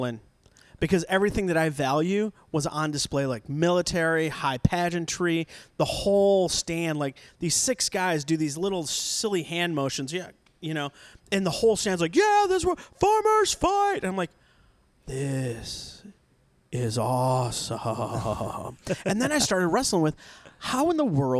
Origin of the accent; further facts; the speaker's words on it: Nebraska, United States; moved away as an adult; now in Texas, United States; I came from Nebraska. I went to college in Nebraska.